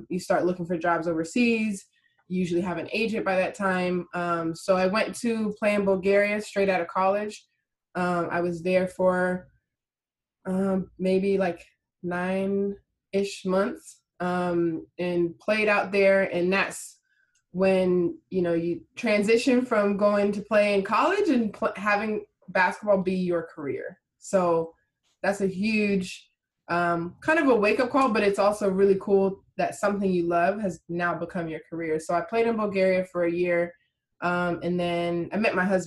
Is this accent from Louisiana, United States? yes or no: no; Las Vegas, Nevada, United States; also born or lived in Texas / Christchurch, New Zealand / Sydney, Australia / Jamaica (ancestry); now in Miami, United States; I grew up in Vegas, went to school in Texas. I'm in Miami now. So, and my family's Jamaican